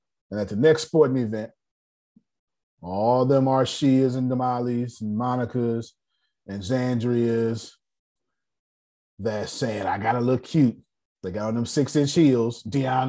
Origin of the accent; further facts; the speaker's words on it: the South, United States; I'm from the South